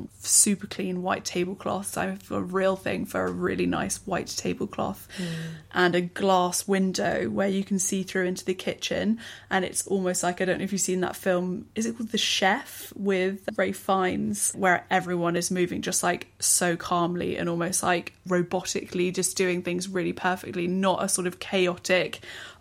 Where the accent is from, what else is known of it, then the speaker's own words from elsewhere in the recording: England, United Kingdom; as an English person you grow up eating like a, you know, a naff Chinese spring roll